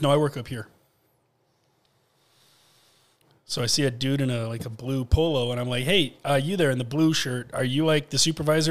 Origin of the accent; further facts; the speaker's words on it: Grand Rapids, Michigan, United States; I'm from Grand Rapids.